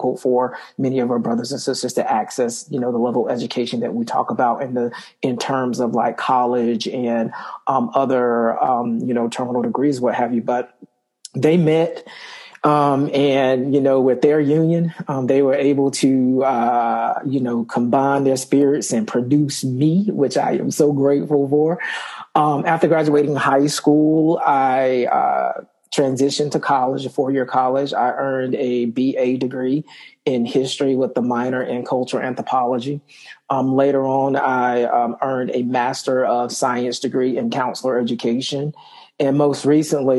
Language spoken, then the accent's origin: English; Wilson, North Carolina, United States; I am from Wilson, North Carolina, which is a small town east of North Carolina. You know, grew up there